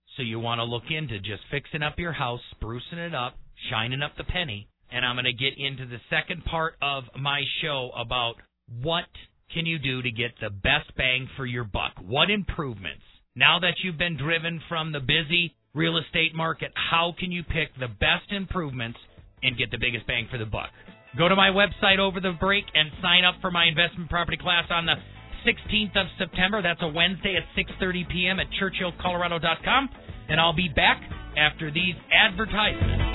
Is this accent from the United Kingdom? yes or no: no; Milwaukee, Wisconsin, United States; now in Colorado Springs, United States; I grew up in Milwaukee on the Great Lakes